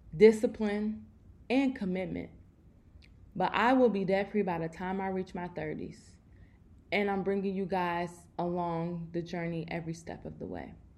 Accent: Chicago, Illinois, United States; I'm from Chicago, so y'all know our winters are crazy

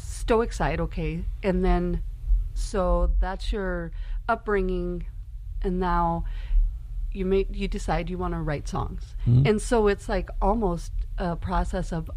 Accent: Midwest, United States; when I grew up in Midwest and rural areas

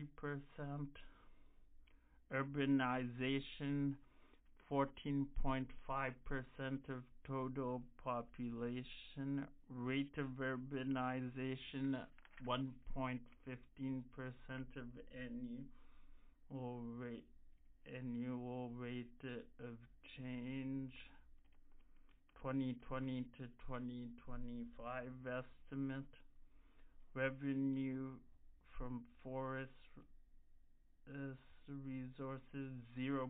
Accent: Canada; I am Canadian

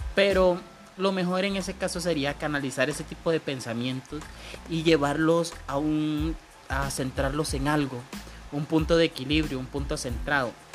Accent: Colombia; En mi país Colombia y sobre todo en mi región

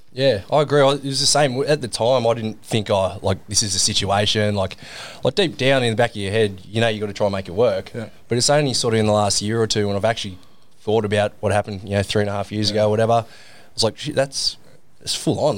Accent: Sydney, New South Wales, Australia; also born or lived in England; I was born in England. Dad's English, so we moved to Australia when I was eight years old. Right. Um, and that was for Dad's work. Like he got a job down here in, in Sydney, and we moved down here when I was a kid.

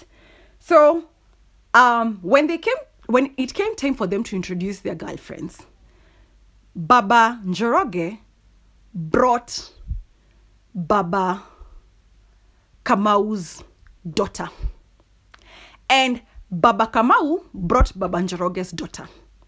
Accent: Kikuyu, Central Kenya, Kenya; I'm from the Kikuyu community

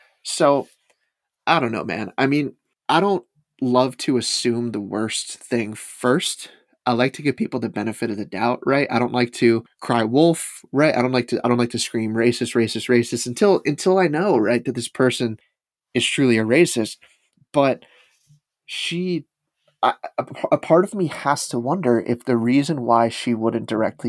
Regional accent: the South, United States; Yes, I know it was about slavery. I'm from the South. Of course I know it's about slavery, end quote.

